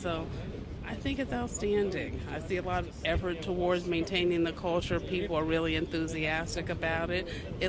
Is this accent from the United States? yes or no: yes; Baltimore, Maryland, United States; I'm from Baltimore, Maryland in the U.S., about 40 miles from Washington, D.C., the capital.